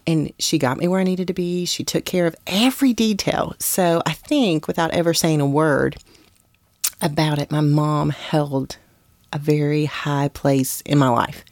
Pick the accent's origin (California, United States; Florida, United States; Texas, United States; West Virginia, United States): West Virginia, United States; where I grew up in West Virginia